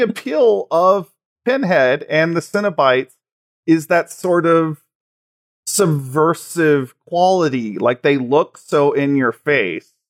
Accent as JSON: {"language": "English", "town": "Graham", "region": "Texas", "country": "United States", "tie": "born or raised there", "said": "the town I actually grew up in is called Graham"}